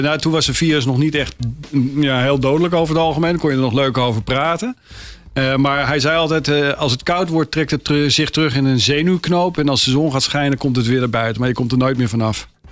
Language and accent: Dutch; Amsterdam, North Holland, Netherlands; geboren in Amsterdam-Geuzenveld eh, mhm. in 1958